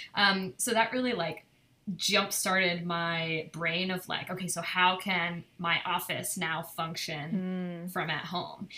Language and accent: English; Cornwall, New York, United States; moved away as an adult; now in Brooklyn, United States; my my parents are from where Kim and I grew up in Cornwall